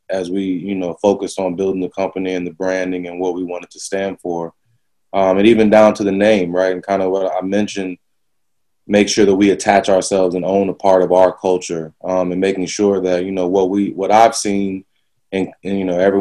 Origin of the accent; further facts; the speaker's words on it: the South, United States; moved away; growing up in the South